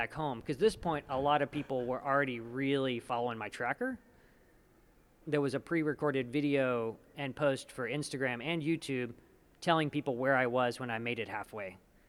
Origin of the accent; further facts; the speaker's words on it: Hobbs, New Mexico, United States; people I grew up with in Hobbs, New Mexico